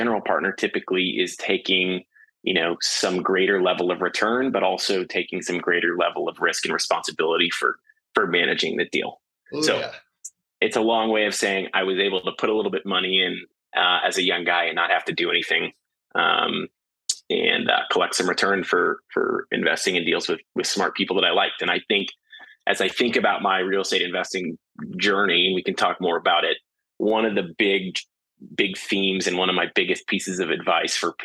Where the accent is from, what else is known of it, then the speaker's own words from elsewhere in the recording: St. Louis, Missouri, United States; moved away as an adult; also born or lived in Houston, Texas; now in Austin, United States; I was born and raised in St. Louis, Missouri, moved to Austin in 2009 to go to UT and study finance